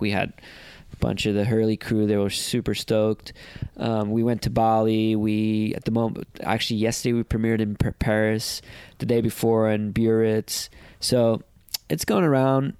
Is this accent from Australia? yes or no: no; Portugal; I came from Portugal a country that was not known to the ins- entire surfing world